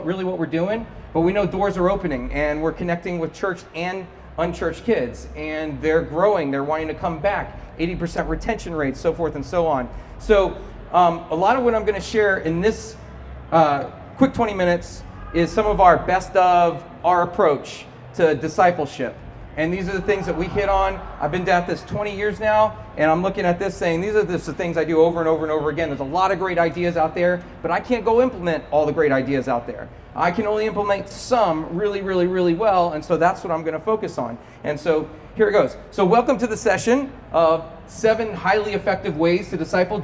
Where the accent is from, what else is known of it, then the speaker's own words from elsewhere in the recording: Cedar Park, Texas, United States; my hometown, Cedar Park, Texas